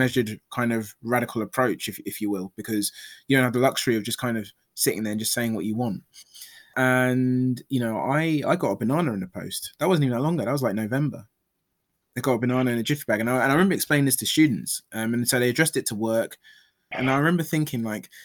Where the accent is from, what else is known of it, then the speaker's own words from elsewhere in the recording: London, United Kingdom; I was born in London.